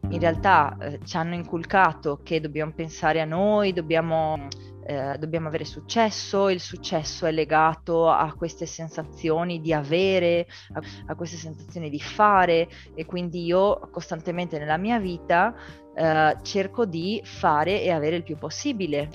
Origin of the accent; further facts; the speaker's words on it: Rovigo, Veneto, Italy; moved away as an adult; also born or lived in China / Argentina; vengo da Rovigo